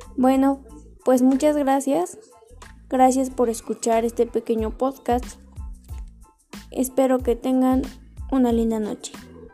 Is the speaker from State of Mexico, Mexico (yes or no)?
yes; Atlacomulco, State of Mexico, Mexico; nací en Atlacomulco de Favela y actualmente sigo viviendo aquí.